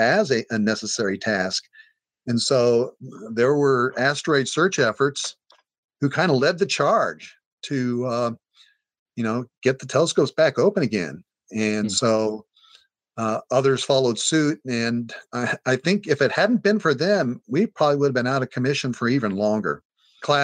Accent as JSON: {"language": "English", "town": "Hays", "region": "Kansas", "country": "United States", "tie": "born or raised there", "moved": "yes", "lives_now": "Hawaii, United States", "said": "My hometown is Hays, Kansas"}